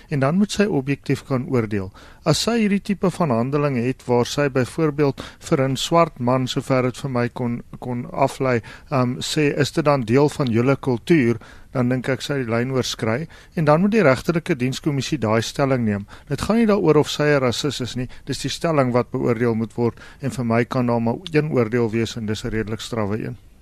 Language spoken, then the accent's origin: Afrikaans; South Africa; ons as Suid-Afrikaners